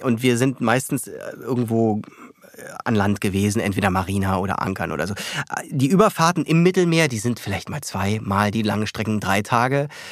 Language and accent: German; Berlin, Germany; moved away as an adult; also born or lived in New York / Munich / Paris; Ich bin Berliner, ich fühle mich hier wohl.